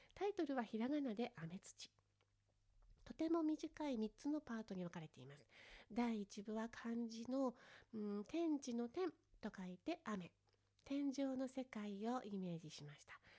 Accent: Fukushima, Japan; 地元福島

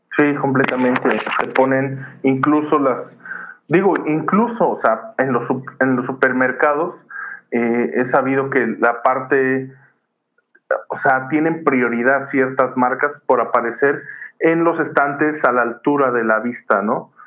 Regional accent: Mexico; como mexicanos

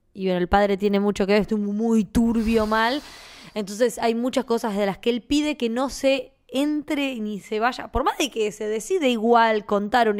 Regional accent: Argentina; accent: Argentine; nosotros tenemos un, un acento particular que no tiene casi nadie, ¿viste? Hablamos con el voz

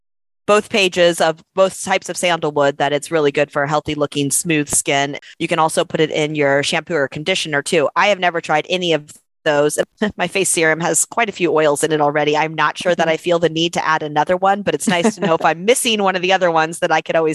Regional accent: South Florida, United States; now in Austin, United States; I'm from South Florida. I grew up on the beach. I live in Austin, Texas now, and I am landlocked hours from any sort mm-hmm. of beach. I'm used to it now. I've been here for a long time.

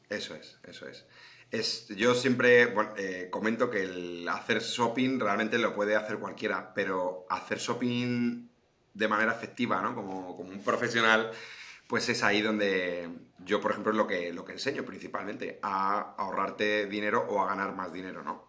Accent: Madrid, Community of Madrid, Spain; yo soy de Madrid

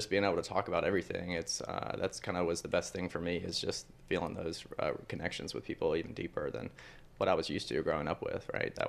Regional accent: Mobile, Alabama, United States; moved away as an adult; I am from Mobile, Alabama, and I so grew up in a very Catholic home. Very conservative Republican home. And basically I didn't come out until I left Mobile and went to college.

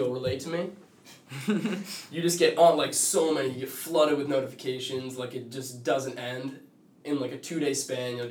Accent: Duxbury, Massachusetts, United States; moved away; my hometown, Duxbury, Mass

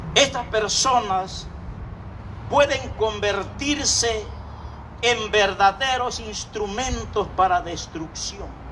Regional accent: Acapulco, Guerrero, Mexico; moved away as an adult; nosotros somos de Acapulco, Puerto orilla al mar

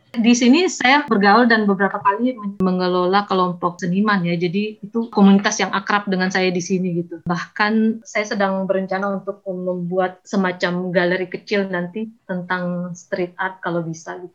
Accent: Majene, West Sulawesi, Indonesia; moved away; also born or lived in Makassar; saya lahir dan besar di Majene

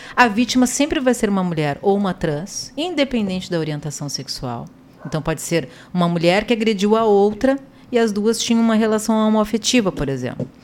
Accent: Porto Alegre, Rio Grande do Sul, Brazil; Eu vim é, aqui de uma vila de Porto Alegre, bem conhecida, talvez os senhores, que é a Vila Bom Jesus, né, o bairro Bom é, Jesus

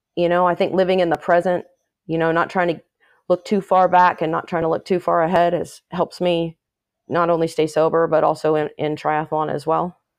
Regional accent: Los Angeles, California, United States; moved away as an adult; also born or lived in Chapel Hill, North Carolina; I grew up in Northridge, California, which, um, is in the San Fernando Valley. It's a suburb of Los Angeles.

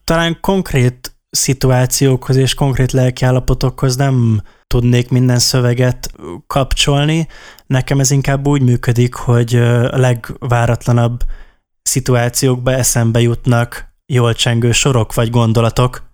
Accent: Szolnok, Jász-Nagykun-Szolnok, Hungary; mi az ideával is szolnokiak vagyunk, és ő is, a Janka is uh, szolnoki, és általános iskoláskorunk óta ismerjük egymást

